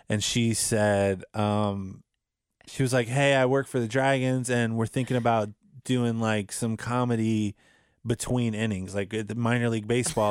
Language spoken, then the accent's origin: English; United States; this is my hometown